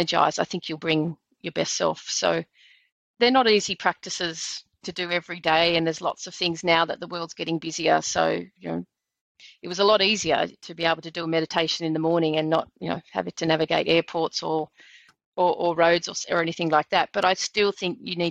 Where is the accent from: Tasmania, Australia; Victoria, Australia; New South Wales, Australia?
New South Wales, Australia; Blue Mountains; I grew up in the Blue Mountains, which that was my backyard